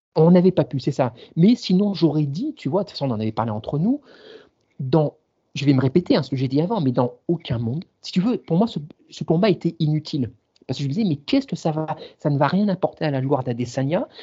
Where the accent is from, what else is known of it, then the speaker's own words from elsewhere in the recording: the region of Nice, Provence-Alpes-Côte d'Azur, France; en tant que sudiste, ayant grandi dans la région